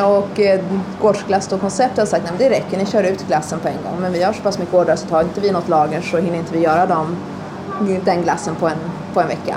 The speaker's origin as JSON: {"language": "Swedish", "town": "Stockholm", "region": "Stockholm County", "country": "Sweden", "tie": "born or raised there", "also_born_or_lived": "United States / New York", "moved": "yes", "lives_now": "Östergötland, Sweden", "said": "jag är uppvuxen i Stockholm och, eh, delvis i USA"}